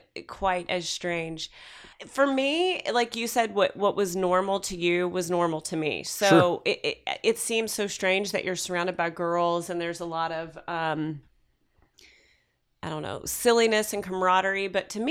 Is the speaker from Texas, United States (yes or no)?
no; Louisville, Kentucky, United States; So I grew up in Louisville, Kentucky, and it's very normal there.